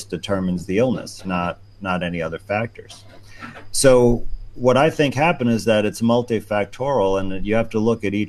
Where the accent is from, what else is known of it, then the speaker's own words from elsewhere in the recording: New York, United States; my home state of New York